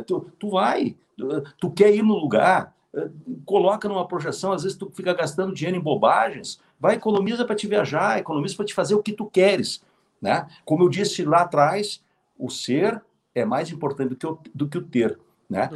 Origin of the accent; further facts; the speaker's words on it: Canoas, Rio Grande do Sul, Brazil; Canoas, ah, Canoas, a... minha terra